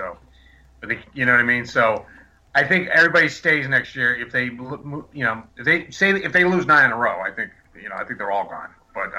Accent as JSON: {"language": "English", "town": "Wilmington", "region": "Massachusetts", "country": "United States", "tie": "born or raised there", "said": "my hometown in Wilmington"}